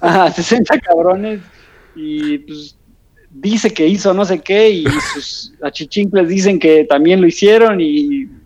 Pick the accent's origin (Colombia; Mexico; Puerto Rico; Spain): Mexico; now in Switzerland; como mexicano